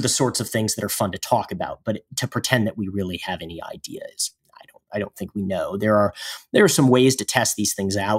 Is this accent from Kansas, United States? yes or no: yes; Kansas, United States; my home state